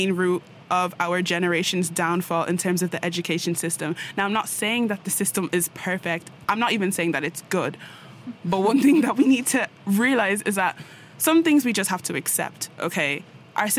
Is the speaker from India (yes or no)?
no; Ireland; moved away as an adult; make a pretty good impact here from Ireland